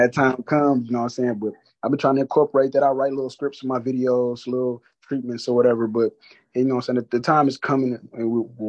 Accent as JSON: {"language": "English", "town": "Detroit", "region": "Michigan", "country": "United States", "said": "And I'm coming from Detroit, you know what I'm saying?"}